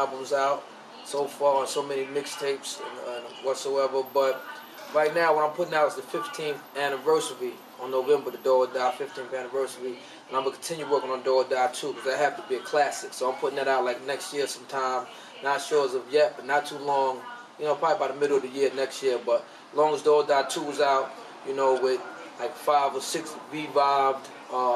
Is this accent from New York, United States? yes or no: yes; New York City, New York, United States; I'm from East New York.